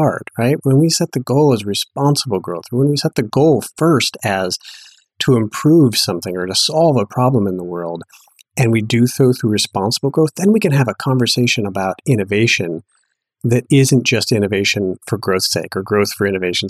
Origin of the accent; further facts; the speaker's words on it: Duluth, Minnesota, United States; moved away as an adult; also born or lived in Madison, Wisconsin / New York / Boulder; I actually grew up in Duluth, Minnesota